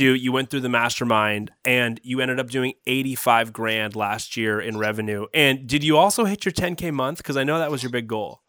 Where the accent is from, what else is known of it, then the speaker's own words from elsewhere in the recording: Guelph, Ontario, Canada; I grew up in Guelph